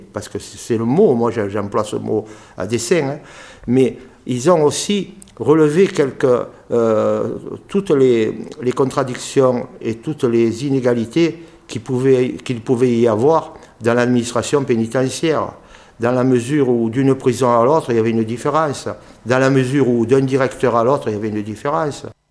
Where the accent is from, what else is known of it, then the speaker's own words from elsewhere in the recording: Marseille, Provence-Alpes-Côte d'Azur, France; on est Marseillais, donc on peut, on peut parler en, argot